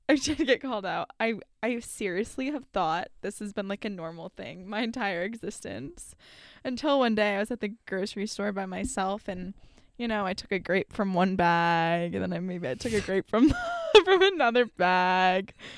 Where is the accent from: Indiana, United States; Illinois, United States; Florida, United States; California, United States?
Florida, United States; South; growing up in South Florida